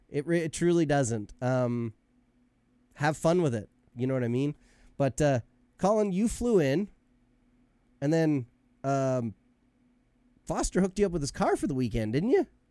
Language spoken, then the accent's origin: English; Canada; I was born in Canada and I'm Canadian